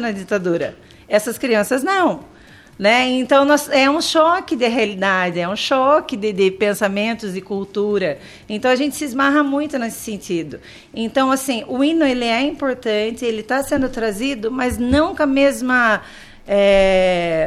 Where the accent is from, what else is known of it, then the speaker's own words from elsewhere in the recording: Tatuí, São Paulo, Brazil; Eu sou de Tatuí. Nascida e criada e falo conservada em Tatuí.